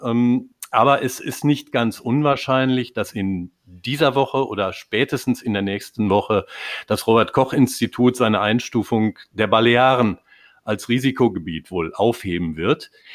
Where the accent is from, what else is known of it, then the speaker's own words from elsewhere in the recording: North Rhine-Westphalia, Germany; als Westfale